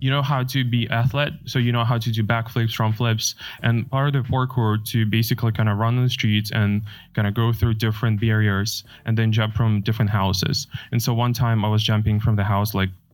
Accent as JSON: {"language": "English", "country": "Ukraine", "tie": "born or raised there", "moved": "yes", "lives_now": "United States", "said": "I was born in Ukraine"}